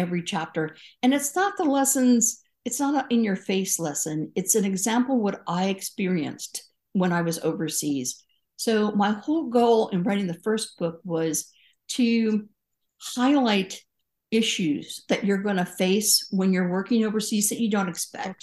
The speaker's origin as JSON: {"language": "English", "region": "California", "country": "United States", "said": "I'm a Californian"}